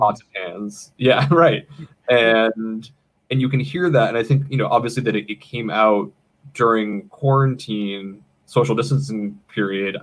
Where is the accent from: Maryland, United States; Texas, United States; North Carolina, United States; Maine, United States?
Maine, United States; moved away as an adult; now in Los Angeles, United States; I grew up in the state of Maine